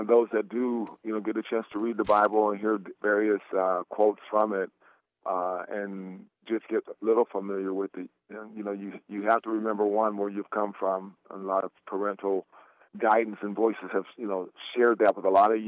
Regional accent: Portland, Oregon, United States; I'm a kid who's born and raised in Portland, Oregon

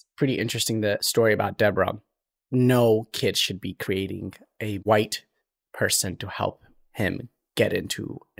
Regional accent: Eritrea; also born or lived in Ethiopia; So to clarify, I was born in Ethiopia, but I'm Eritrean in every sense.

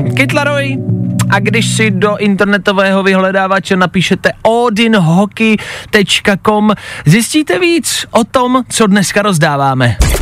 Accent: Czechia; jsme Češi

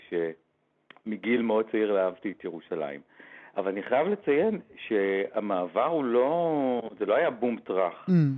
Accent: Herzliya, Tel Aviv District, Israel; moved away as an adult; now in Jerusalem, Israel; גרתי שנים ארוכות בתל אביב, גדלתי גם בהרצליה כל חיי

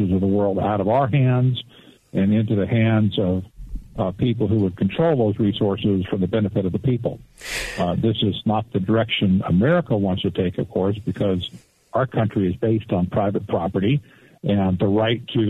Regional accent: Arizona, United States; I'm from Arizona personally, and we're mostly a red state

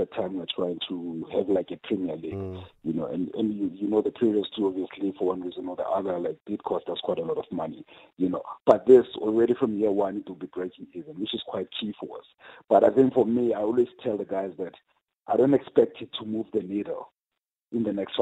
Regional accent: South Africa

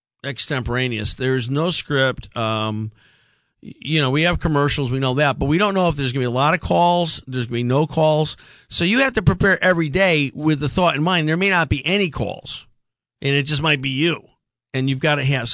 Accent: Meriden, Connecticut, United States; coming from my hometown, the Silver City of Meriden

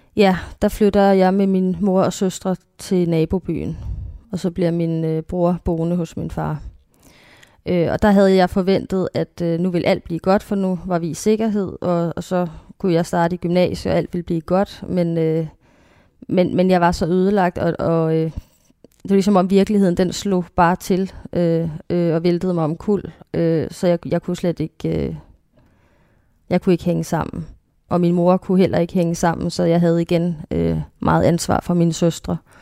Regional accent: North Zealand, Capital Region of Denmark, Denmark; jeg gik på en kristen skole. Øhm, også i Nordsjælland

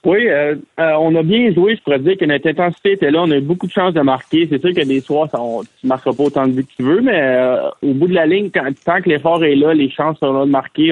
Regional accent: Quebec, Canada; moved away; nous, les Québécois

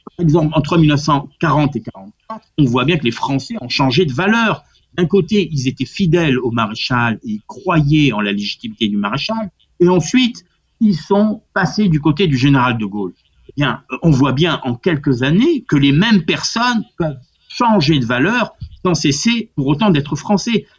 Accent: Corsica, France; moi qui suis corse

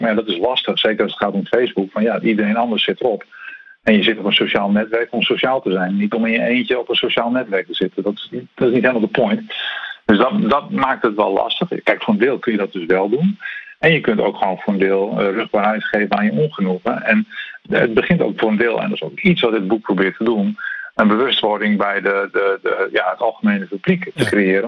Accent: Netherlands; wij als Nederlanders

